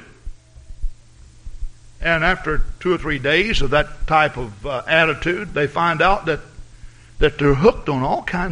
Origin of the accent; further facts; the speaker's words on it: the South, United States; moved away; I grew up in the South, and I'm not saying I'm a Southern gentleman